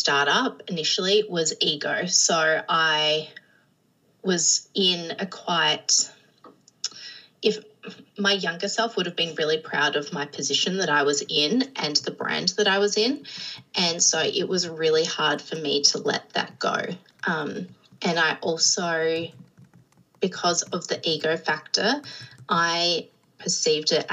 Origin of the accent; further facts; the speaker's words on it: Adelaide, South Australia, Australia; moved away as an adult; I am from South Australia, so Adelaide in Australia. And so I'm an only child. So I grew up on the coast with my parents and some pets.